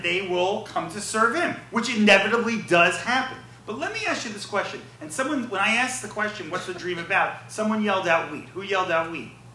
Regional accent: New York, United States; I'm from New York

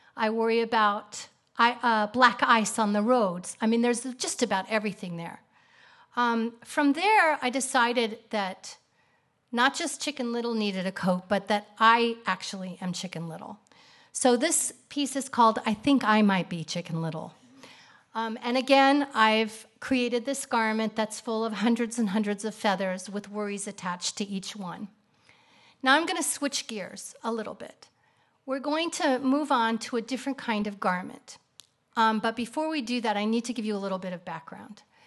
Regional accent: Kansas City, United States; moved away as an adult; also born or lived in Atlanta; now in Israel; I grew up in Kansas City.

